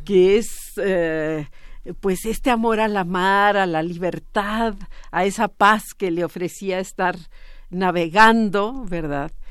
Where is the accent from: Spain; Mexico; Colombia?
Mexico; una herencia que tenemos como pueblo mexicano